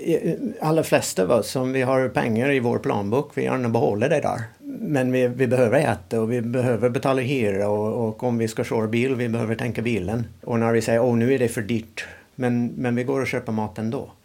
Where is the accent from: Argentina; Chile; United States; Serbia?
United States; Swedish is a second language; moved away as an adult; now in Sweden; Jag kommer från USA och eh, när jag växte upp i USA